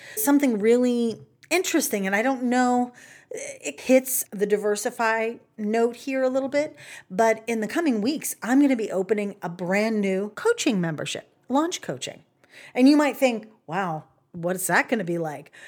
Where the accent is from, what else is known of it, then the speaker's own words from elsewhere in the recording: the South, United States; I'm from the South. I get to say y'all.